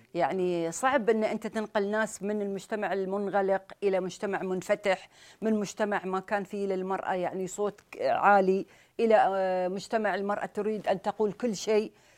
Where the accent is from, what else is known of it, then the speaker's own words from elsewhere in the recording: Sharjah, United Arab Emirates; احنا عندنا في الامارات